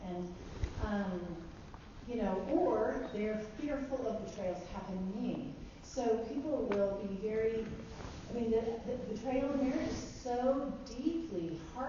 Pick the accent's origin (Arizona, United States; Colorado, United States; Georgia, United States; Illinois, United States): Colorado, United States; now in San Diego, United States; I live in San Diego by the ocean. I grew up in Colorado in the Rockies.